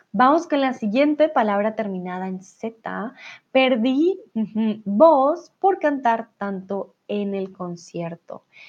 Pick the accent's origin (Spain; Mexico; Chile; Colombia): Colombia; yo soy de Colombia, si hablamos de la capital de mi país, estamos hablando de Bogotá